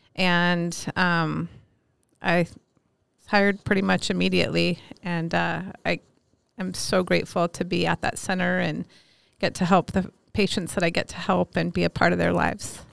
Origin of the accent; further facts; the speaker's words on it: Alameda, California, United States; moved away as an adult; also born or lived in Minneapolis, Minnesota; now in Miles City, United States; I grew up in Alameda, California